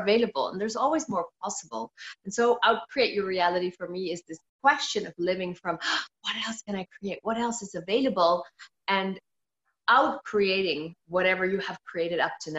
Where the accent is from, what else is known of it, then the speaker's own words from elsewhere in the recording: Netherlands; moved away as an adult; now in Belgium; I am from Indian origin, but born and brought up in the Netherlands